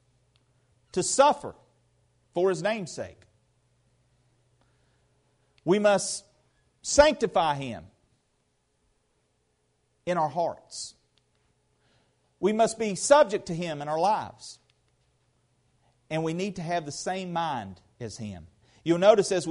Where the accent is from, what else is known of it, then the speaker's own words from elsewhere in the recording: United States; I'm an American Christian